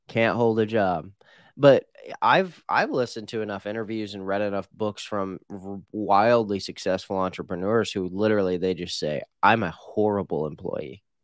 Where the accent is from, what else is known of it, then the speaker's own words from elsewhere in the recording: Midwest, United States; now in Phoenix, United States; I grew up in the Midwest